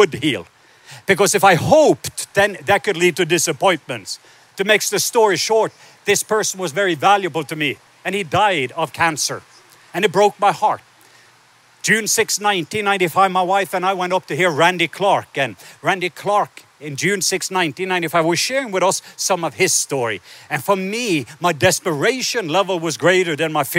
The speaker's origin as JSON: {"language": "English", "region": "Southern Norway", "country": "Norway", "tie": "born or raised there", "moved": "yes", "said": "I was born in the south part of Norway"}